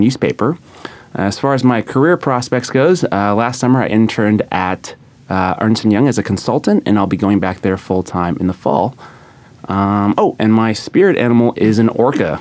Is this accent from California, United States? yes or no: yes; San Diego, California, United States; now in New York, United States; I'm from San Diego, California